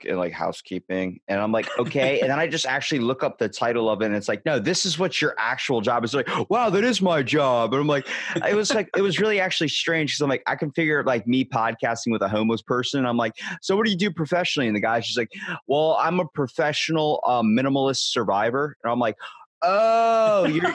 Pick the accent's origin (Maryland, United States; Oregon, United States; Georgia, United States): Maryland, United States; Ocean City; I'm from Ocean City, Maryland